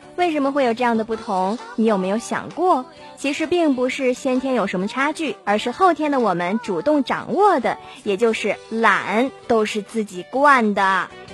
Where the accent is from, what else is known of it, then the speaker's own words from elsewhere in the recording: Harbin, Heilongjiang, China; 咱们哈尔滨还好